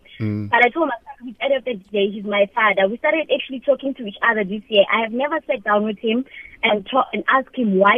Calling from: Mpumalanga, South Africa; from Mpumalanga.

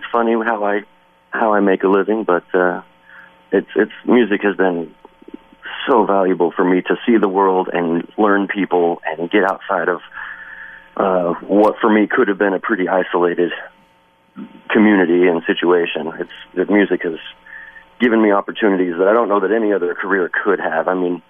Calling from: Wisconsin, United States; I mean, I'm calling you from Wisconsin right now

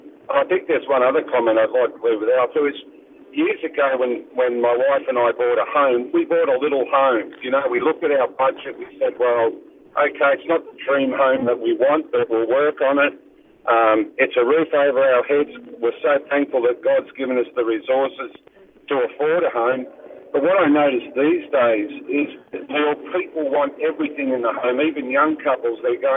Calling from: Queensland, Australia; I'm actually travelling between the Gold Coast and Brisbane, listening to the segment that you have

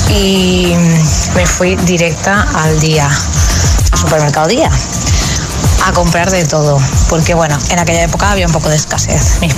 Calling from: Huesca, Aragon, Spain; de Huesca.

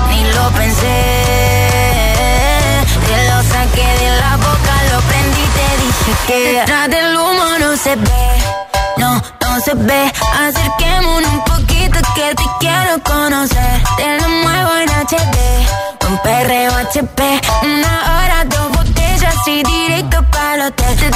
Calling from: Madrid, Community of Madrid, Spain; de Madrid

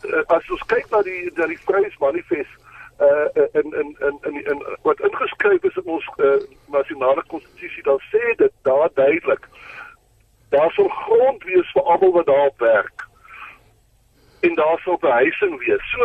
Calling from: Bloemfontein, Free State, South Africa; ek is hier van die Vrystaat in Bloemfontein.

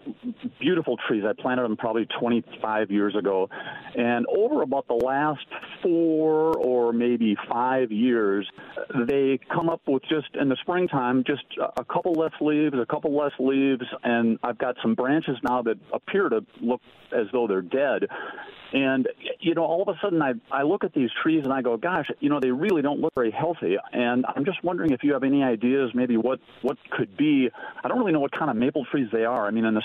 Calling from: Duluth, Minnesota, United States; I'm calling from Duluth.

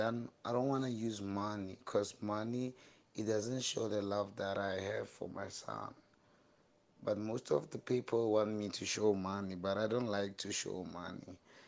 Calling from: Rustenburg, North West, South Africa; Hi, Atimas. … from Rustenburg.

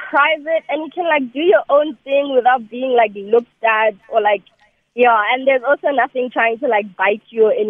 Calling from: Bloemfontein, Free State, South Africa; I'm calling from Bloemfontein, and I'm 12 years old.

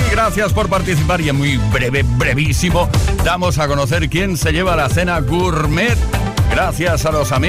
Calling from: A Coruña, Galicia, Spain; Soy … de la Coruña.

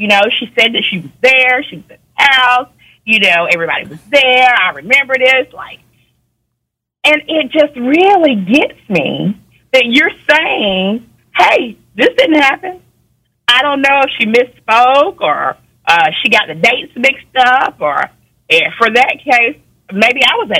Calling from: Georgia, United States; I'm calling from Georgia.

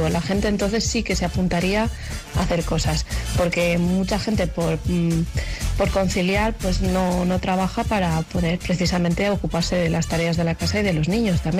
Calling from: Balearic Islands, Spain; Buenos días … de Mallorca.

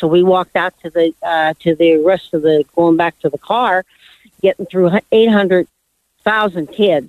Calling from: Menifee, California, United States; Hi. From Menifee.

